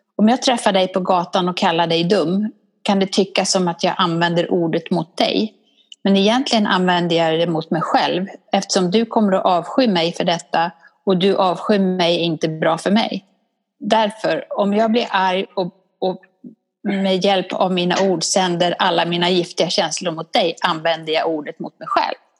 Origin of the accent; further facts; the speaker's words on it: Borlänge, Dalarna County, Sweden; accent: dalmål; now in Stockholm, Sweden; jag är från Borlänge och där pratar man på ett visst sätt